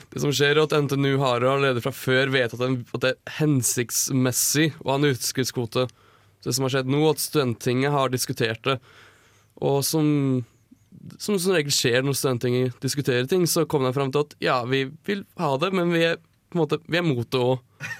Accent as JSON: {"language": "Norwegian", "area": "Numedal", "region": "Buskerud", "country": "Norway", "said": "jeg kommer fra Numedal. Og vi er immune mot tuberkulose"}